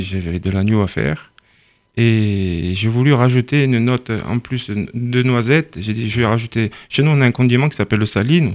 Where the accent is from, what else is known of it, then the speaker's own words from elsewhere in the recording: Saint-Florent, Corsica, France; je suis de Saint-Florent